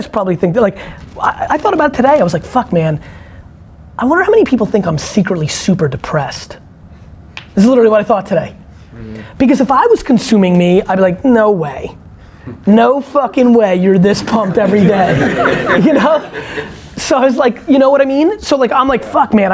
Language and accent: English; Belarus; moved away; I was born in Belarus